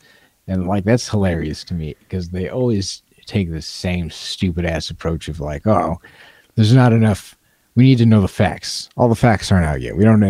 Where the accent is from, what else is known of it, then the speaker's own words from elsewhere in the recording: Montana, United States; we have an addiction crisis in my home state of Montana.